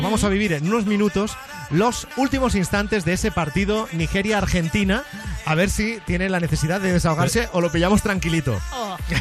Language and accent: Spanish; Barcelona, Catalonia, Spain; Los que somos de Barcelona